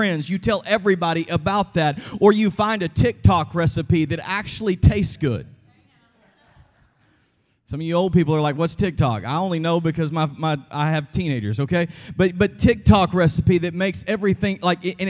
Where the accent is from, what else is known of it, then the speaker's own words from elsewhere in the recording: Texas, United States; I'm from Texas